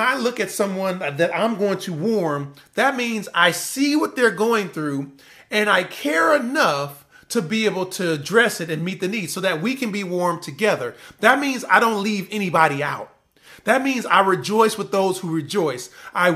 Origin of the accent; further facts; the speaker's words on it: Compton, California, United States; I'm from Compton, California